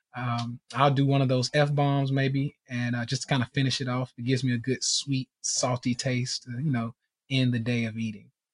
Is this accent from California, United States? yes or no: no; Nashville, Tennessee, United States; I'm from Nashville, Tennessee, born and raised here